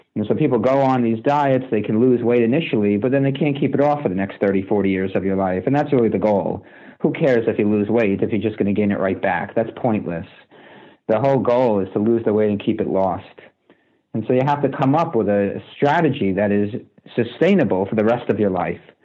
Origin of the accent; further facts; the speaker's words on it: United States; also born or lived in New Jersey; I grew up playing baseball in New York and New Jersey